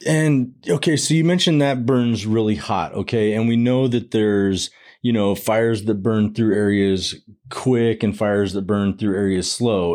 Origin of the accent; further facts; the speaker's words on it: Arizona, United States; I was born and raised in Arizona.